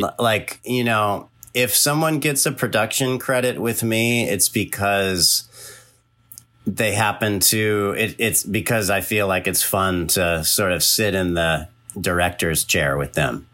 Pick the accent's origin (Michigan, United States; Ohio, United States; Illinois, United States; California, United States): California, United States; moved away; also born or lived in East Coast; I'm from California